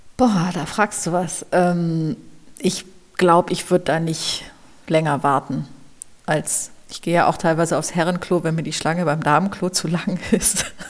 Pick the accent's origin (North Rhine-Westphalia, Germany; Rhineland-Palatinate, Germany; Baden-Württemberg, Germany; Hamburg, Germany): Hamburg, Germany; now in Berlin, Germany; Ich bin ja Hamburgerin